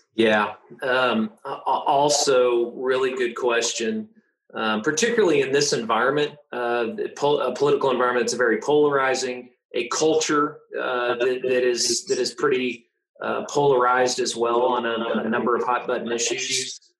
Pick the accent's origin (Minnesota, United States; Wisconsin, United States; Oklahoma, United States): Oklahoma, United States; Tulsa; born or raised there